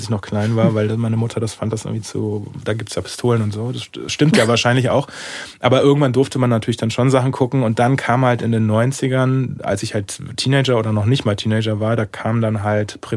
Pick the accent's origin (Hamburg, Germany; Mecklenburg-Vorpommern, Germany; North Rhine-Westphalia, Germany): North Rhine-Westphalia, Germany; a village near Cologne; moved away as an adult; also born or lived in Berlin; now in Munich, Germany; Also ich komme eigentlich vom Dorf. Also ich sage mal Köln die Wahrheit. Ich bin geboren offiziell in Köln, ja okay, aber gewohnt genau. gewohnt, äh, halt auf dem Dorf, so 3000 Leute Dorf.